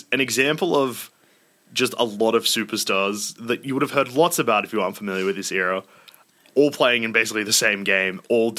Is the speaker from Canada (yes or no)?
no; Sydney, New South Wales, Australia; I grew up heaps around Sydney